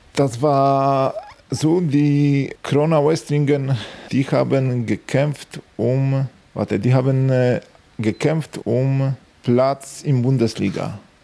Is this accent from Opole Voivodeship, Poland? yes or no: yes; Strzelce Opolskie, Opole Voivodeship, Poland; German is a second language; moved away as an adult; Meine Heimatstadt ist Sawatzke und ich habe dort bis 18 Jahre gelebt.